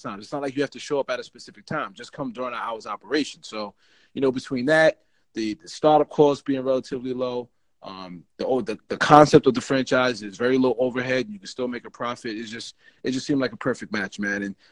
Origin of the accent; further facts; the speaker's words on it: Bergen County, New Jersey, United States; I'm originally from Bergen County, which is in North Jersey.